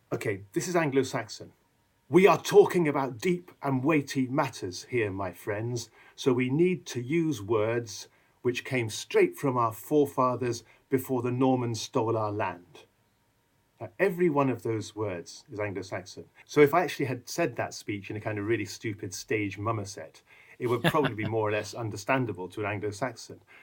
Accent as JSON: {"language": "English", "region": "England", "country": "United Kingdom", "said": "speaking as an Englishman"}